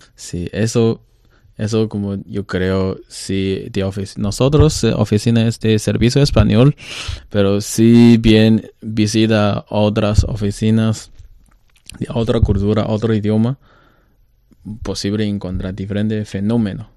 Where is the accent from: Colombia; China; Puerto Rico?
China; Spanish is a second language; also born or lived in Mexico / Santiago, Chile; los chinos asiáticos